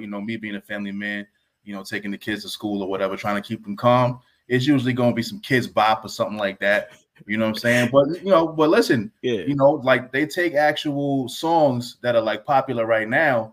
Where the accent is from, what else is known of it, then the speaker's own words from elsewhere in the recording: White Plains, New York, United States; also born or lived in Yonkers; I grew up in White Plains, moved to Yonkers when I was about 12, 13 years old